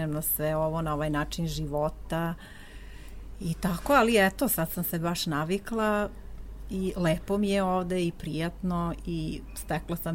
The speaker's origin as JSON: {"language": "Croatian", "town": "Lebane", "region": "Jablanica District", "country": "Serbia", "tie": "born or raised there", "moved": "as an adult", "lives_now": "Ierissos, Greece", "said": "iz Leskovca, tačnije iz Lebana, pored Leskovca."}